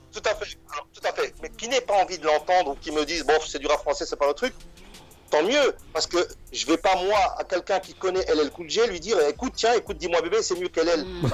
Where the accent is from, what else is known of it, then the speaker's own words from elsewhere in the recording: Molenbeek-Saint-Jean, Brussels-Capital Region, Belgium; mes parents sont, sont, des parents ouvriers, je viens de Molenbeek